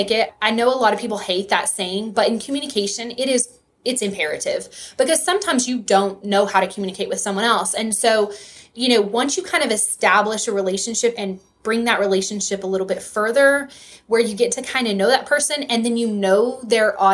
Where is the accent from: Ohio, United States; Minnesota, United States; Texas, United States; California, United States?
Texas, United States; West; accent: Texas; I am from West Texas. I grew up on a farm right on the Texas-New Mexico state line. And so if you hear that Texas accent, I apologize.